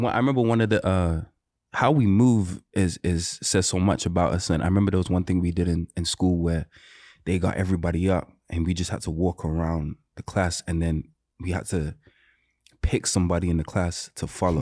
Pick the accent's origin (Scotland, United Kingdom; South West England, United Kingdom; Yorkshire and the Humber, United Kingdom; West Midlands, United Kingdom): West Midlands, United Kingdom; Birmingham; moved away; so I'm not from London. I'm from a city called, uh, Birmingham.